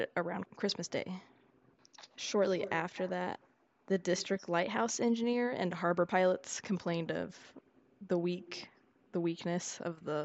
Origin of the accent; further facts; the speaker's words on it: Texas, United States; I'm a Texan